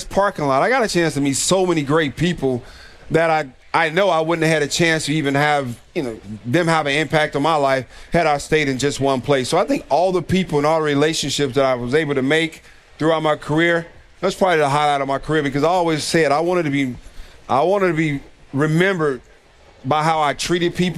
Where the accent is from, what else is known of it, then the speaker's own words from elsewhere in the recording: Gary, Indiana, United States; my hometown of Gary, Indiana